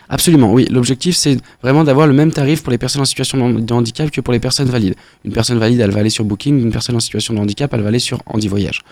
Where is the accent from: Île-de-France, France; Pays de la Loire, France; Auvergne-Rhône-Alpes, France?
Auvergne-Rhône-Alpes, France; Beaujolais; on vient, on vient du Beaujolais